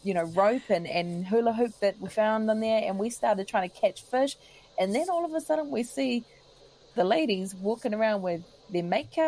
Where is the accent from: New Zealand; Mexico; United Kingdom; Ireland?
New Zealand; being polite as a Kiwi